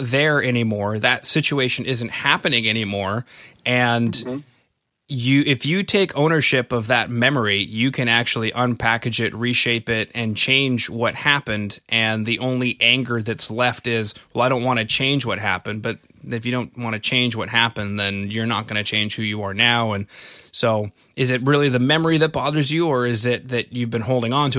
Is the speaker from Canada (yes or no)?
yes; Canada; I'm from Canada.